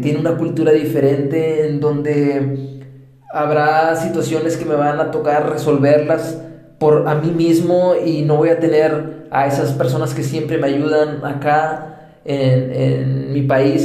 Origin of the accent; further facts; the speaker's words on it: Mexico; moved away as an adult; also born or lived in Colombia; soy mexicano de nacimiento y colombiano de corazón